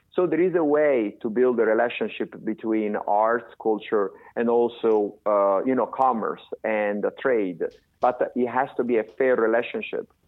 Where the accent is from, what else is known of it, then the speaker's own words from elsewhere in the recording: Florence, Tuscany, Italy; moved away as an adult; now in United States; I was born in Florence and I I was born in 1968. At the age of 21 years old, I came to the United States